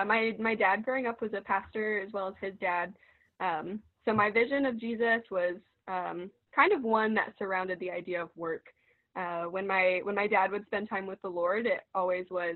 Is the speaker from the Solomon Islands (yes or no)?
no; Parkersburg, West Virginia, United States; moved away as an adult; now in Athens, United States; I'm from Parkersburg, West Virginia